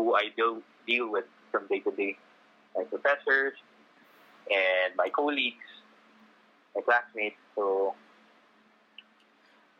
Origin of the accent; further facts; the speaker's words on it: Makati, Metro Manila, Philippines; Manila residents like me, I came from Metro Manila. I live in Makati.